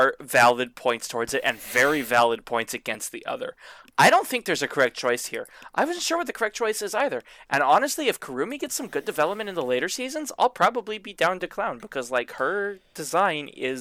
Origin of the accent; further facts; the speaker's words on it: the South, United States; Okay, I'm from the South and moved north.